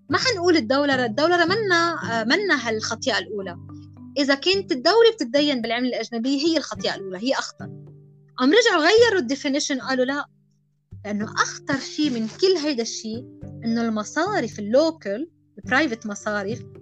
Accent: Lebanon; نحن بلد لبناني ميدل إيست عربي بنحكي عربي

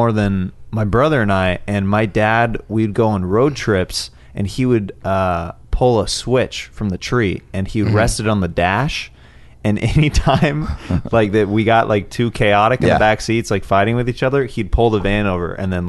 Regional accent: Kansas City, United States; moved away as an adult; also born or lived in Olathe; now in Los Angeles, United States; I grew up in Kansas City.

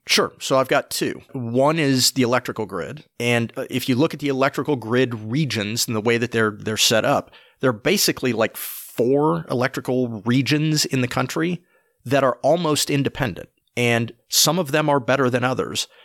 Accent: Appalachia, United States; I grew up in Appalachia. I've spent much of my life in Appalachia.

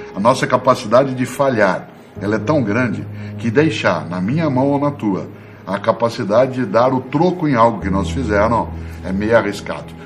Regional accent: Londrina, Paraná, Brazil; now in São Paulo, Brazil; eu sou de Londrina, no Paraná, como você sabe, embora eu more né, na capital paulista há bastante tempo

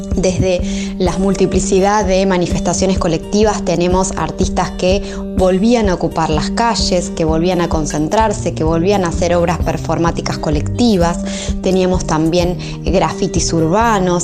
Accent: Argentina; quiénes somos los argentinos y las argentinas

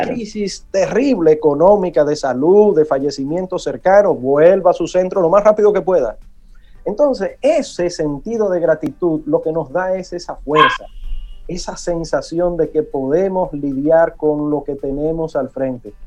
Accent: Santo Domingo, Distrito Nacional, Dominican Republic; el barrio donde me crié en Villa Consuelo

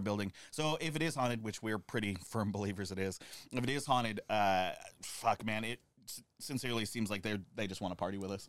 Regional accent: United States; now in New York, United States; my hometown, I grew up doing Cold War drills

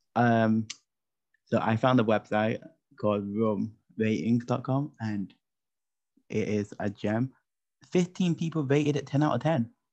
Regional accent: United Kingdom; as a British person

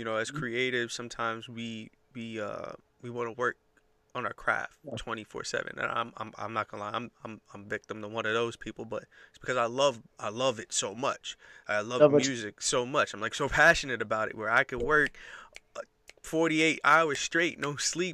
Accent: New York, United States; I'm a DJ. I'm from New York.

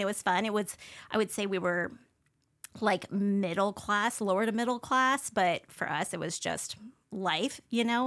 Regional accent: Spokane, Washington, United States; also born or lived in Honolulu, Hawaii; I grew up here, um, on the South Hill

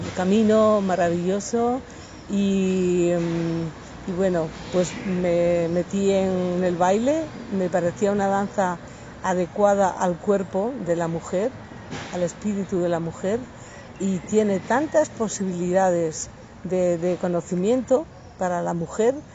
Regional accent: Asturias, Spain; moved away; also born or lived in Madrid / Málaga; Yo nací en un pueblo en Asturias, era un pueblo pequeño, me fui a vivir a Madrid

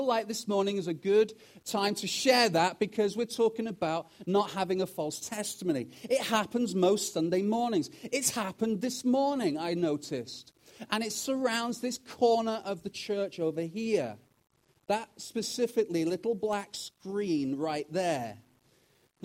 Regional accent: United Kingdom; also born or lived in Wales; now in Canada; as a Brit who's also now Canadian

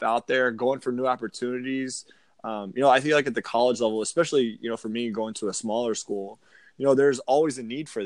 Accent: Springfield, Virginia, United States; moved away as an adult; now in Jacksonville, United States; I grew up in Springfield, Virginia, about 50 minutes outside D.C.

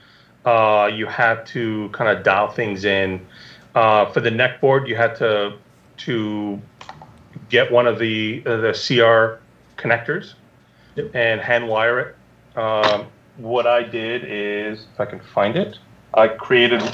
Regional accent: Canada; moved away; also born or lived in Israel; I'm Canadian

